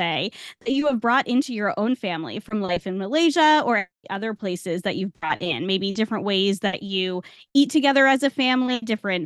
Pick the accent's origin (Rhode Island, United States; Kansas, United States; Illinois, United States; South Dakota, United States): Rhode Island, United States; now in Florida, United States; I grew up in the Northeast in Rhode Island